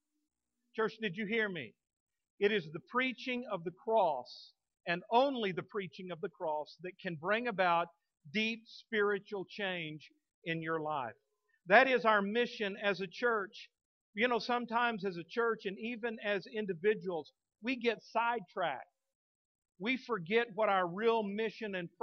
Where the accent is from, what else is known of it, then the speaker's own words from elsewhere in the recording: Texas, United States; now in Fort Smith, United States; I'm a Texan through and through. I love the state of Texas. I just I'm proud to be a Texan